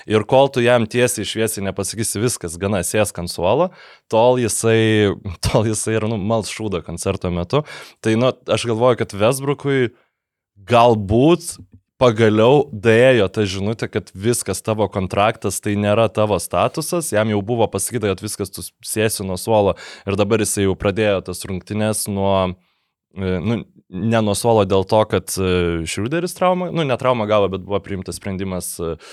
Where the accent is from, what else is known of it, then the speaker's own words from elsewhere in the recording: Lithuania; mes lietuviai